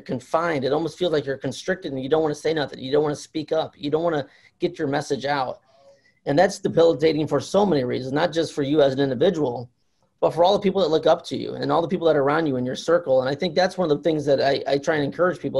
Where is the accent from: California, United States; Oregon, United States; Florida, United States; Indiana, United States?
Indiana, United States; Fort Wayne; I'm from Indiana, Fort Wayne, Indiana. I'm, I'm northern Indiana